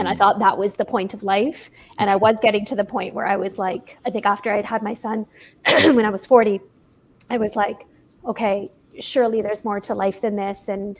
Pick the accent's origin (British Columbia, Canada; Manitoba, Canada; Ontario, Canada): Ontario, Canada; Toronto; Yeah, from Toronto.